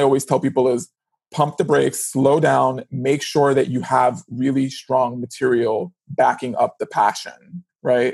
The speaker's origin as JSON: {"language": "English", "town": "New York City", "region": "New York", "country": "United States", "tie": "born or raised there", "said": "I grew up in the Bronx in New York City"}